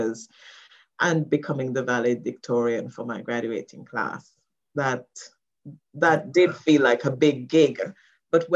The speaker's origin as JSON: {"language": "English", "country": "Jamaica", "tie": "born or raised there", "moved": "as an adult", "lives_now": "United Kingdom", "said": "I'm a woman from the West Indies. I've lived in the UK for over 22 years. And I'm now a public speaking coach simply because the journey started in the Catholic Church in Jamaica"}